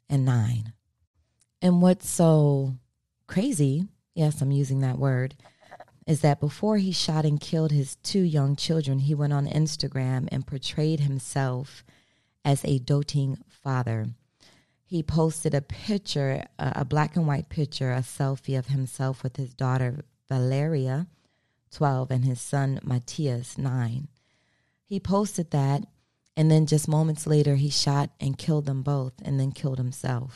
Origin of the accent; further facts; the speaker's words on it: Maryland, United States; moved away as an adult; also born or lived in South Florida; now in Florida, United States; I'm from Maryland. I've been in Florida, though, for going on 22 years